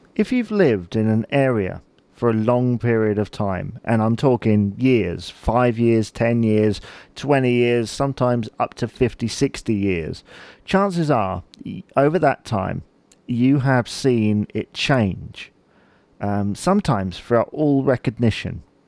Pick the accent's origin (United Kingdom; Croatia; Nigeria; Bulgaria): United Kingdom; Chichester, South East England; I'm from Chichester